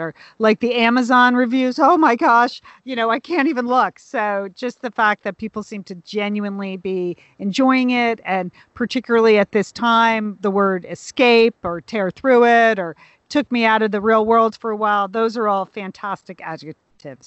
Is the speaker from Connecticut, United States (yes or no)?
yes; Southport, Connecticut, United States; my hometown library